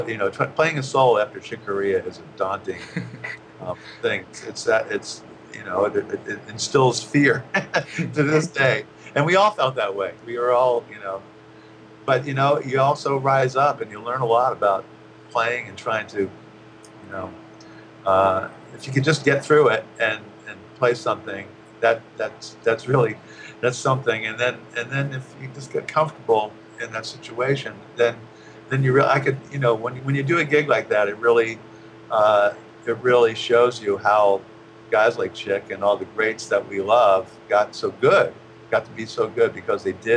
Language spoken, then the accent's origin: English; around New York, United States; now in Los Angeles, United States; I grew up around New York